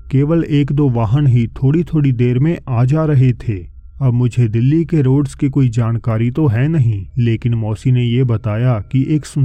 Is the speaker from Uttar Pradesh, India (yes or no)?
yes; Uttar Pradesh, India; और मैं उत्तर प्रदेश का रहने वाला हूँ